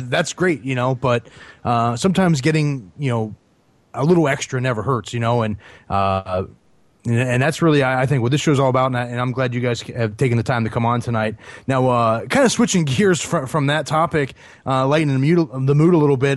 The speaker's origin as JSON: {"language": "English", "region": "Northeast Ohio outside of Cleveland", "country": "United States", "tie": "born or raised there", "moved": "yes", "lives_now": "Nashville, United States", "said": "I grew up in Northeast Ohio outside of Cleveland."}